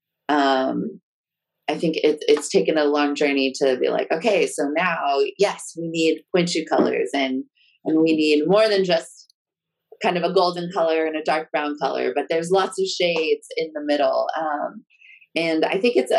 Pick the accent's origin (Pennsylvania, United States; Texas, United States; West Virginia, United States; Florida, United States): Texas, United States; I grew up in Texas